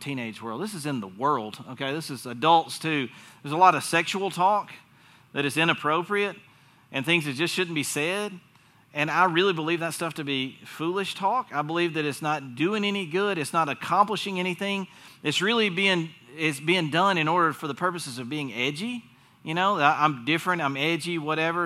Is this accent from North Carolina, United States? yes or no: yes; North Carolina, United States; accent: Southern; I was born in North Carolina